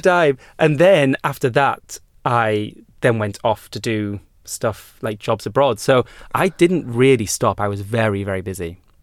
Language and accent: English; United Kingdom; I've always known my privilege as being a British person